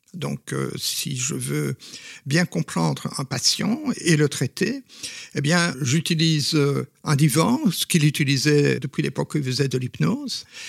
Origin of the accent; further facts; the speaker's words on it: Belgium; first language Flemish; French is a second language; je suis belge et flamand, donc euh, mes parents euh, étaient tout à fait flamands